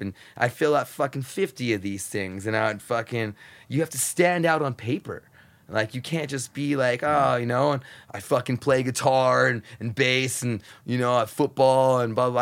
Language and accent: English; United States; super, super poor growing up on the Mexican border, super poor.